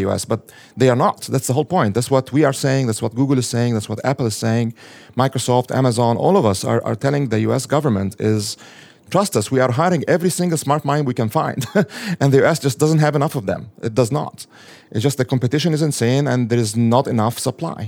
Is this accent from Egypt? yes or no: yes; Egypt; now in United States; I'm an immigrant from a Muslim majority country. So I come from Egypt